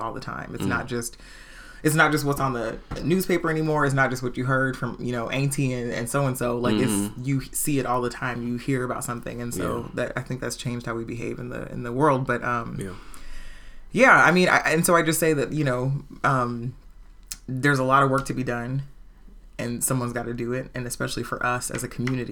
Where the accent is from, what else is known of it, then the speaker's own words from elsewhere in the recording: Portland, Oregon, United States; also born or lived in Los Angeles County, California / Washington, D.C.; when I was an infant, my mom and my dad moved up here. Mm. And so I was here, went to King, went to Vernon.